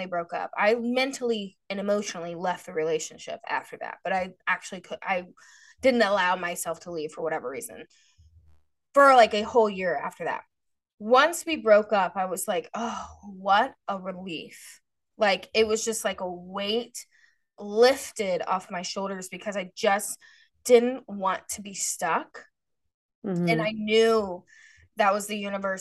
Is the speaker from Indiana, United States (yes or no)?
yes; Indiana, United States; also born or lived in Florida; this is where I'm from. Like, I'm from Indiana.